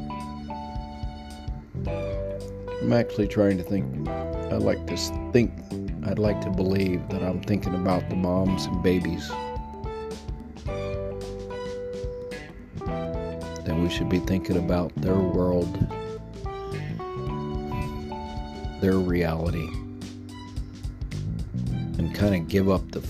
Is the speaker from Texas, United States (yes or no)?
yes; Texas, United States; Texas, my home state